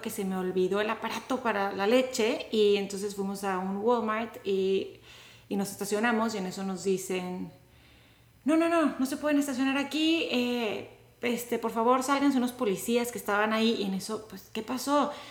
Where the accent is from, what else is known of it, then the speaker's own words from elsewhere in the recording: Monterrey, Nuevo León, Mexico; now in The Woodlands, United States; de Monterrey, México, a The Woodlands